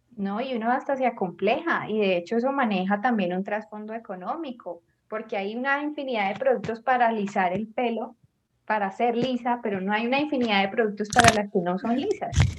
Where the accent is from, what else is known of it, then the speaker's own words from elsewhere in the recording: Colombia; aquí en Colombia ya teníamos estas costumbres